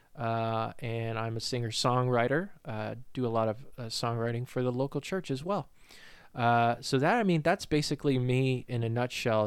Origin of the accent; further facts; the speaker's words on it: New Hampshire, United States; moved away as an adult; now in Virginia, United States; I'm from New Hampshire, uh, born and raised there